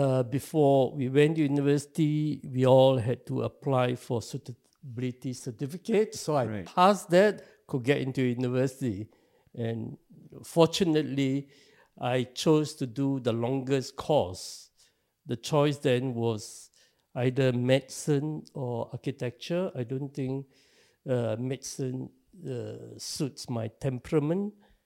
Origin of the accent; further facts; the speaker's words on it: Singapore; I was born in Singapore.